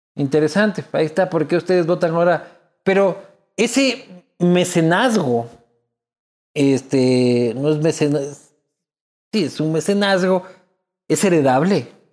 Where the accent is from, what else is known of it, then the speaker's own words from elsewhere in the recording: Loja, Ecuador; Yo soy de Loja, yo soy de Loja